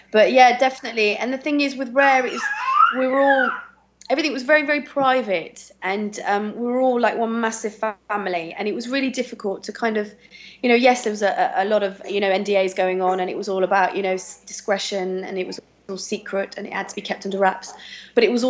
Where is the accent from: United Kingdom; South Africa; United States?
United Kingdom; England; even though I'm really English, uh, as soon as I start speaking a foreign language, I, I have that French accent to it